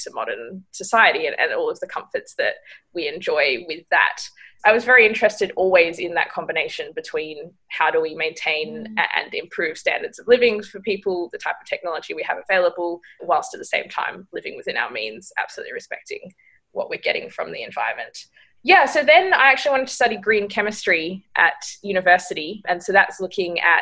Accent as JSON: {"language": "English", "town": "Margaret River", "region": "Western Australia", "country": "Australia", "tie": "born or raised there", "said": "I grew up in Margaret River in Western Australia, so a small coastal town"}